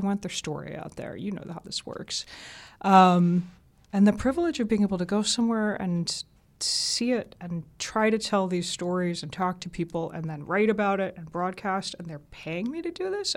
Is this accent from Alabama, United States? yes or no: no; Atlanta, Georgia, United States; born or raised there; accent: southern; moved away; also born or lived in Augsburg, Germany / United Kingdom